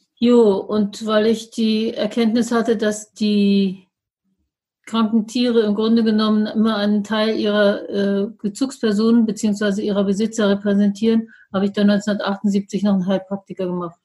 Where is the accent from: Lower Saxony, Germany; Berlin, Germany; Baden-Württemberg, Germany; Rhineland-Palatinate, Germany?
Berlin, Germany; als Berliner Großstadtkind